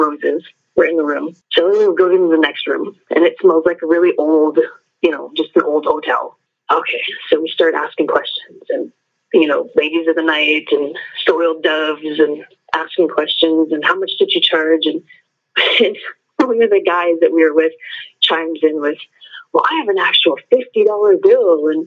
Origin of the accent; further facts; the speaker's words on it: Columbus, Montana, United States; I'm from Columbus, Montana